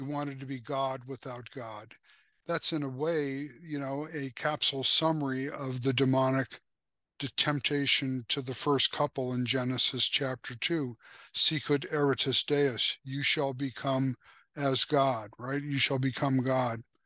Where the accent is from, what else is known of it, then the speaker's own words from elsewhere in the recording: United States; also born or lived in Slovakia; being an American and an English speaker and also having a Slovak heritage